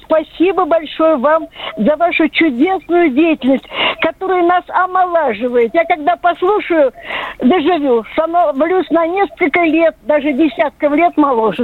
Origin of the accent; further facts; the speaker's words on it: Almaty, Kazakhstan; moved away; also born or lived in Kyiv; Я родилась в Алмате, а училась в институте в Киеве.